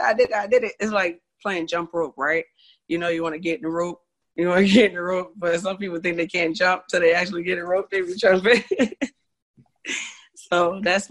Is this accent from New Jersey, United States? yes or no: yes; Orange, New Jersey, United States; I grew up in Orange, New Jersey